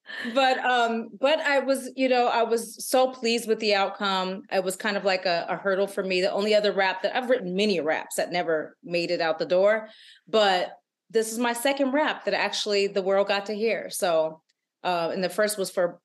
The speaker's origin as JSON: {"language": "English", "region": "Alabama", "country": "United States", "tie": "born or raised there", "said": "I was born in Alabama"}